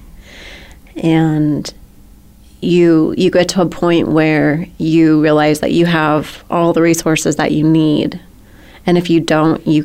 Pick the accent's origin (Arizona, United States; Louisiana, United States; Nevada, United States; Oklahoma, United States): Arizona, United States; moved away; I'm a girl from Arizona